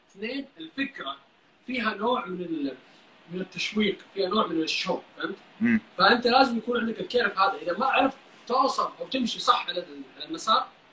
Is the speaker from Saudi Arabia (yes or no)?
yes; Saudi Arabia; عندنا في السعوديه هنا